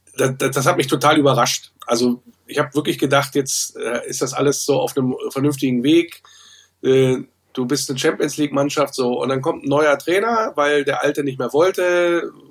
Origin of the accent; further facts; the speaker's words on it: Wolfsburg, Lower Saxony, Germany; aus meiner Heimatstadt als gebürtiger Wolfsburger